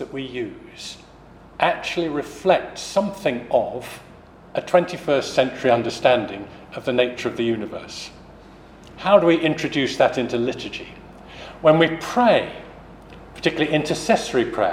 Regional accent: United Kingdom; the first time I visited that as a British person

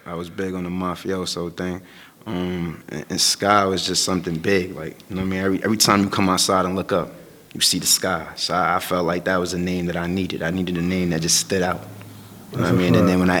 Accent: New York City, New York, United States; I'm from Brooklyn. I'm originally from all over the place in Brooklyn, but right now I reside in East New York.

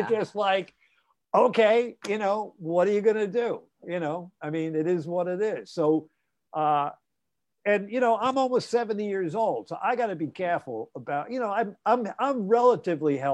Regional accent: New York City, New York, United States; I grew up basically three blocks from Brooklyn College and Midwood High School.

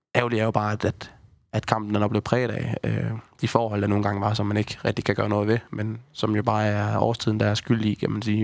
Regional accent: Haderslev, Southern Denmark, Denmark; man er jo født og opvokset i Haderslev

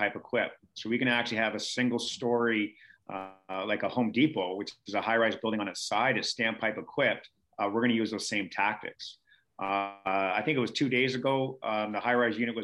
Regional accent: Canada; I was from Canada

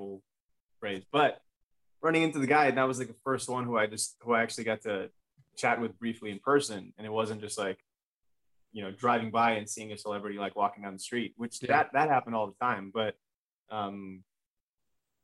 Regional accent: Los Angeles, California, United States; growing up in Los Angeles

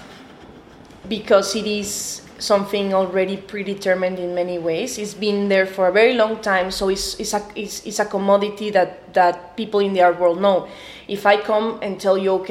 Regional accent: Mexico City, Mexico; I'm an artist from Mexico City.

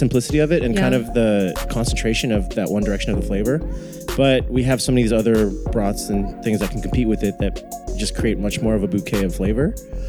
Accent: Sacramento, California, United States; moved away; growing up in Sacramento

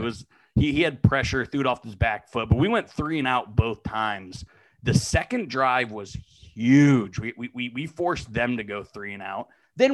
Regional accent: western Pennsylvania, United States; moved away; I'm from Pennsylvania, west side of the state.

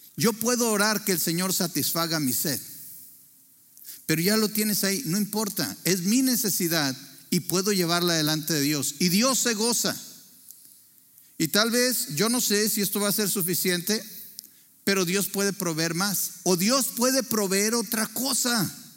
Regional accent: Torreón, Coahuila, Mexico; nacimos en Torreón, Coahuila

